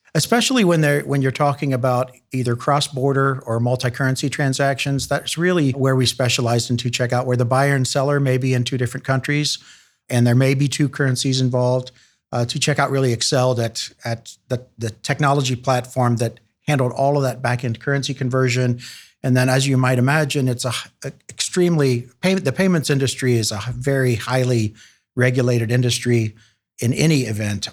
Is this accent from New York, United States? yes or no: no; Chillicothe, Ohio, United States; also born or lived in Columbus; So I was born in Chillicothe, not far from Columbus